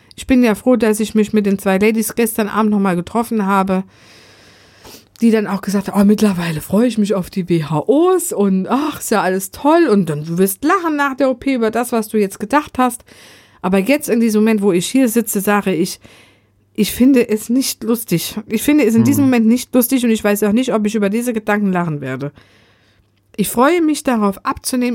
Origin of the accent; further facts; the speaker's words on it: Germany; ich als Deutscher